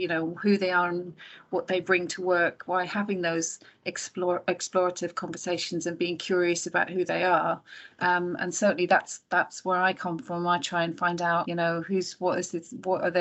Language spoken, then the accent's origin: English; Ireland; moved away; I grew up in Ireland